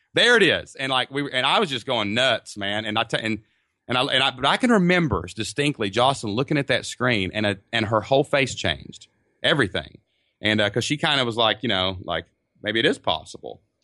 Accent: southeast Kentucky, United States; We live in a small town in southeast Kentucky, down kind of by the mountains. So, but it's actually my hometown

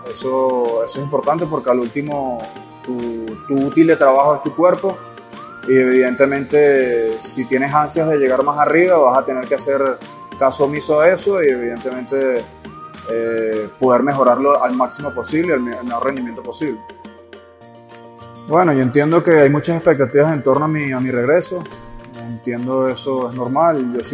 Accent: Venezuela; Yo soy venezolano, hago parte de, de lo que es eh, las raíces de este país.

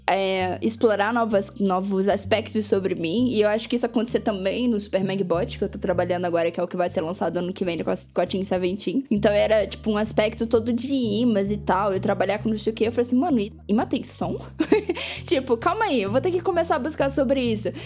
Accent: Brazil; nós como brasileiros

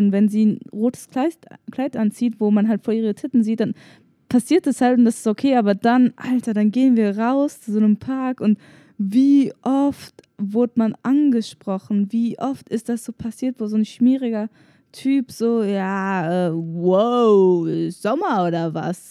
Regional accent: Germany; meine Eltern kommen aus Tunesien, aber ich bin hier in Deutschland geboren

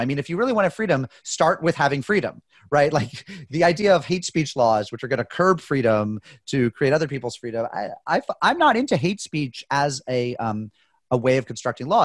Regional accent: United States; I'm an American

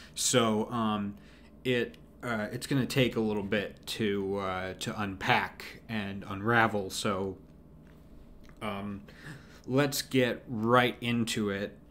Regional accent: United States; I'm an American. I, I live in America.

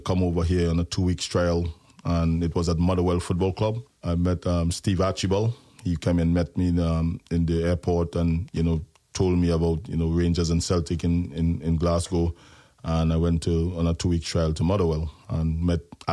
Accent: Trinidad & Tobago; moved away as an adult; I come from Trinidad and Tobago, and basketball is a big thing in the Caribbean and Trinidad for us

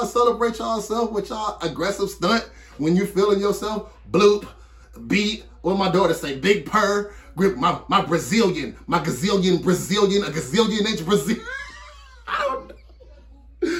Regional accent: Detroit, Michigan, United States; I'm from Detroit

